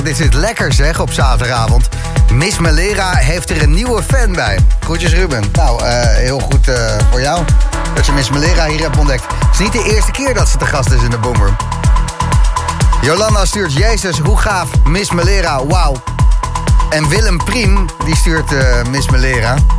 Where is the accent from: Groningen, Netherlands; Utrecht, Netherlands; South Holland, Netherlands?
South Holland, Netherlands; The Hague; ik kom zelf ook uit Den Haag